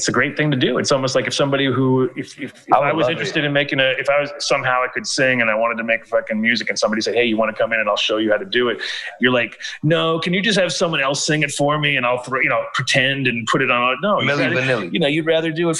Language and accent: English; New York, United States; I grew up in New York in the 70s and 80s, you know, when it was really New York